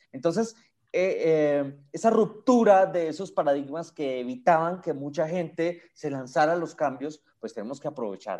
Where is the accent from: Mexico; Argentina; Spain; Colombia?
Colombia; Colombia, pues, mi país lo amo